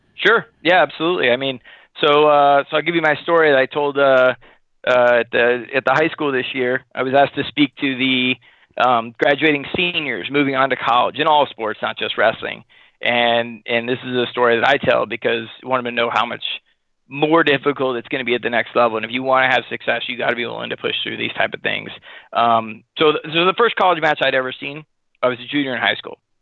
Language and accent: English; Sacramento, California, United States; we grew up in Sacramento